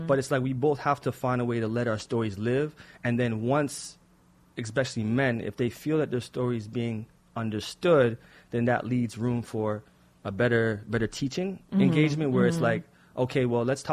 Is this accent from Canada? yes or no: no; Jamaica; being Jamaican, parents mm-hmm. being Jamaican as well